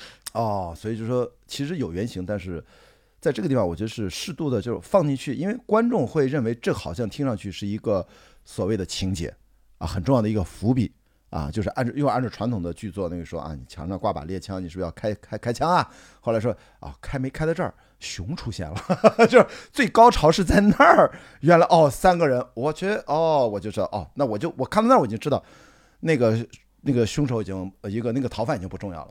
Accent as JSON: {"language": "Chinese", "town": "Qingdao", "region": "Shandong", "country": "China", "said": "我青岛人"}